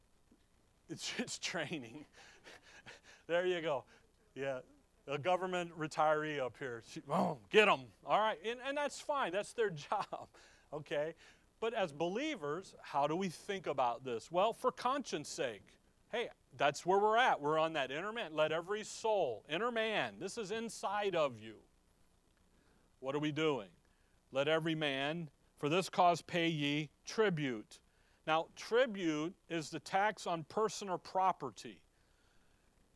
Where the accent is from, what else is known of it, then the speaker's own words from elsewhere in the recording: Chicago, Illinois, United States; growing up in Chicago, we would do that. We lived in DuPage County